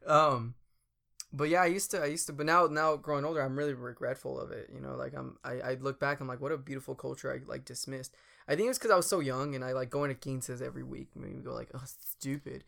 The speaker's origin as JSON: {"language": "English", "country": "United States", "said": "I'm from America. Like, I'm from the States."}